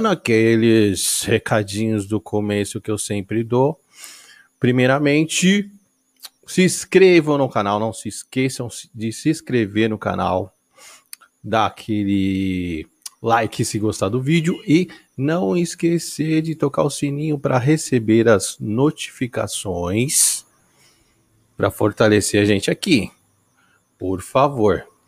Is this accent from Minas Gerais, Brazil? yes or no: no; São Paulo, Brazil; Sou de São Paulo.